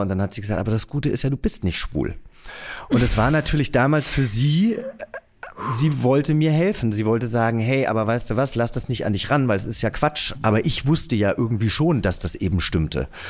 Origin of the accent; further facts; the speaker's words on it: near Giessen, Hesse, Germany; Ich bin ja in der Nähe von Gießen groß geworden